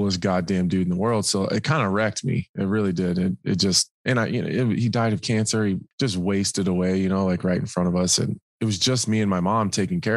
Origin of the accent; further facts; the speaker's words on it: Nebraska, United States; I'm from Nebraska